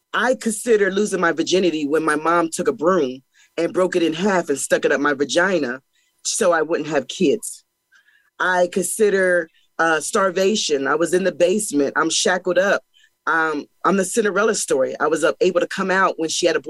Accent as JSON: {"language": "English", "region": "Pennsylvania", "country": "United States", "said": "I am from Pennsylvania, and I was born to a young mother"}